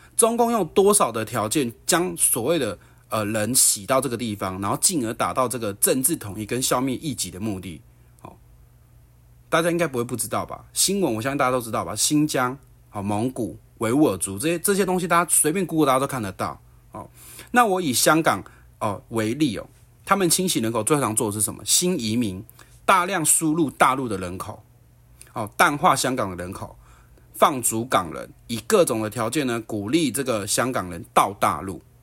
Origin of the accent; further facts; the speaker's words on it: Taiwan; 我们台湾人如果要成为大陆人的法规